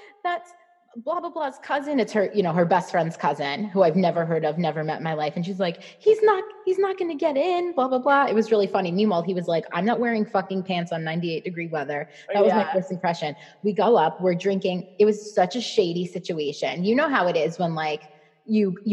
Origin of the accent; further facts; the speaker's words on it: New York City, New York, United States; moved away as an adult; also born or lived in Hoboken, New Jersey; we both grew up in Staten Island. So I'm from New York. So we both grew up in Staten Island